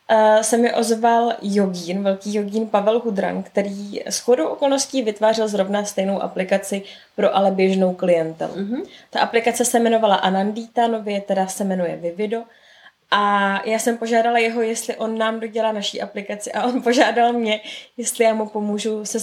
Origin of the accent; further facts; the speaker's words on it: Prague, Czechia; z Prahy.